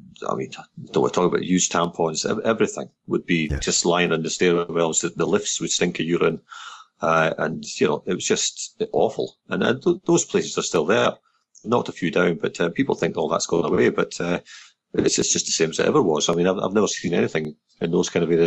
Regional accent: Edinburgh, Scotland, United Kingdom; I mean, I'm from Edinburgh, and yeah. I grew up in that kind of environment for many years

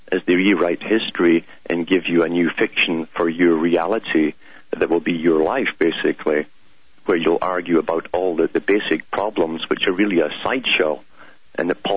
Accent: United Kingdom; growing up in Britain

